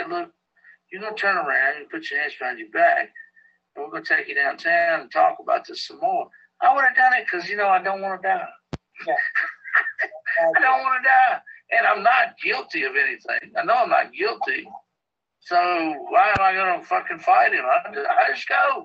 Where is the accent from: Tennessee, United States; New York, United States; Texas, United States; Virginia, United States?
Virginia, United States; Danville; moved away; I'm from Danville, Virginia